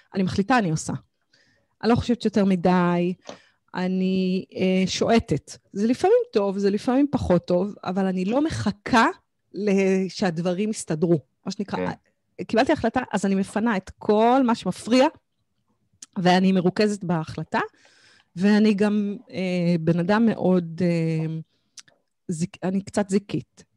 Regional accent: Kfar Saba, Central District, Israel; גדלתי בכפר סבא, ילדה טובה כפר סבא

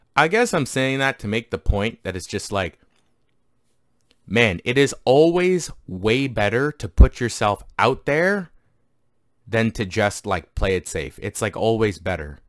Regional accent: Canada; I grew up grew up in Canada

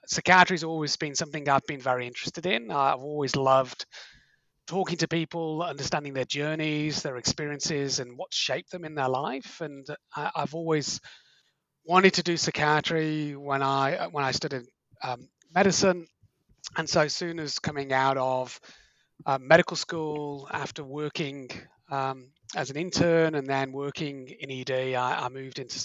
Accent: Liverpool, North West England, United Kingdom; moved away as an adult; also born or lived in Manchester; now in Australia; I grew up in Liverpool in the UK, went to study medicine at Manchester University in the UK.

